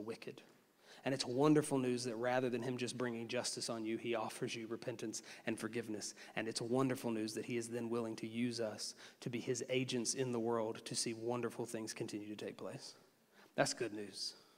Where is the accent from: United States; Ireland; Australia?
United States; as an American